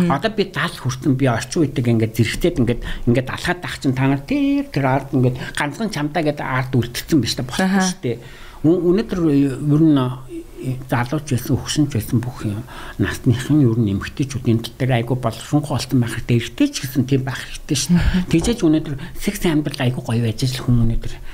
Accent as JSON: {"language": "Mongolian", "country": "Mongolia"}